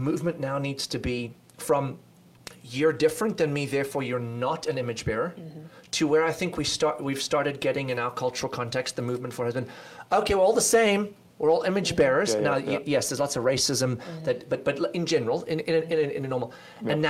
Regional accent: South Africa; moved away; We grew up in South Africa, a unique experience, obviously

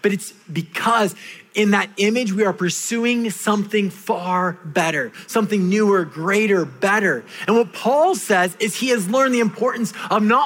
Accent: California, United States; moved away; my home country of California

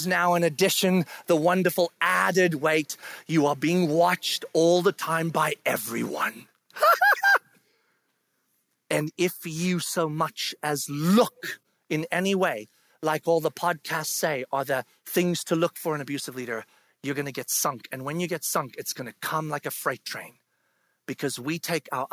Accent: South Africa; moved away; I grew up in South Africa. And when I was in school in South Africa

